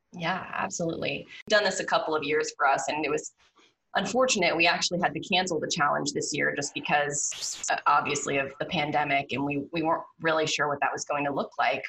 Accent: Pittsburgh, Pennsylvania, United States; moved away as an adult; also born or lived in Baton Rouge, Louisiana; now in Louisiana, United States; I'm not from down here originally. I'm from Pittsburgh, Pennsylvania, and I was in college when Katrina hit

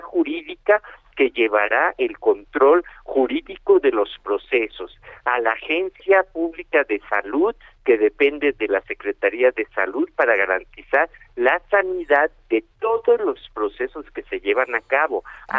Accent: Mexico; somos nosotros los mexicanos

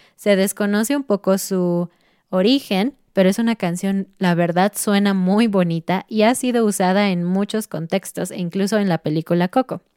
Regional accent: Mexico; como mexicanos

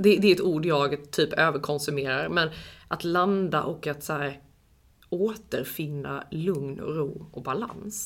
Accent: Jämtland, Sweden; kommer från en liten, liten håla, nej men mm. en by utanför Östersund, upp i skogen liksom

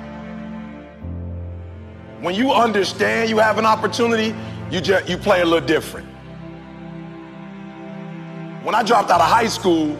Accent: Chicago, Illinois, United States; I'm from Chicago, South Side, I ain't have my father in my life.

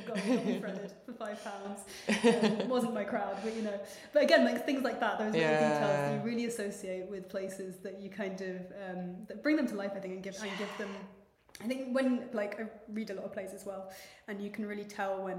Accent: Heswall, North West England, United Kingdom; accent: posh Scouse; I grew up in Heswall, like on the North Wales side, the Flash bit, posh Scouse.

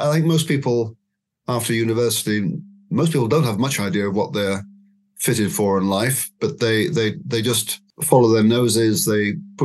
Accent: Scotland, United Kingdom; now in Oxford, United Kingdom; I wasn't born here. I was born in Scotland, but I've lived in Oxford three times in my life, and lately since 2007

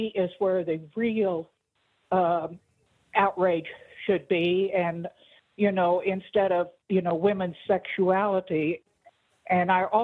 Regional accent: United States; when I was growing up in America

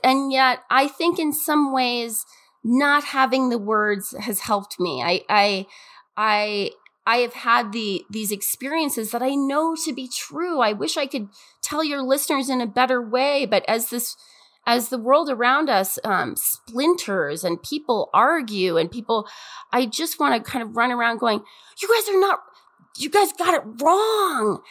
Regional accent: Montana, United States; I'm from Montana

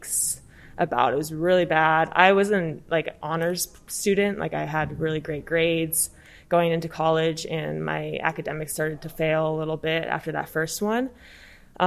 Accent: Chicago, Illinois, United States; moved away as an adult; I'm originally from Chicago. I came out here for undergrad to play water polo.

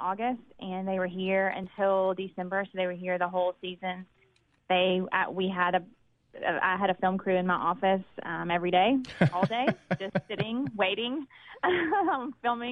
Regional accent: Clinton, Mississippi, United States; growing up in Clinton and growing up in an educated family

